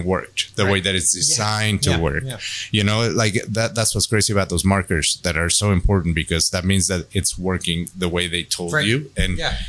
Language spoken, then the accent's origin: English; United States; as an American